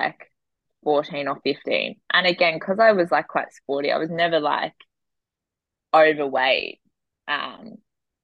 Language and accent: English; Cronulla, New South Wales, Australia; also born or lived in Potts Point, Sydney; I grew up in Cronulla, and like southeast Sydney